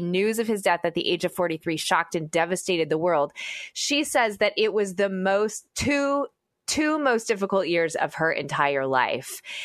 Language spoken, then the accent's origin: English; United States; as an American